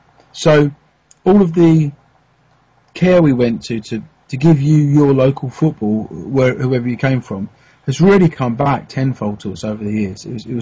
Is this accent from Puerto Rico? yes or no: no; United Kingdom; obviously, we're British, so we only know the teams we know